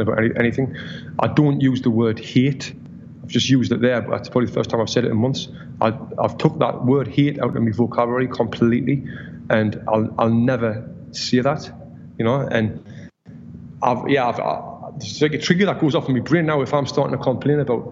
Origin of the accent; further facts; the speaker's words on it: Sunderland, North East England, United Kingdom; moved away as an adult; now in United States; In my hometown in Sunderland, I was the only ever Olympian from the city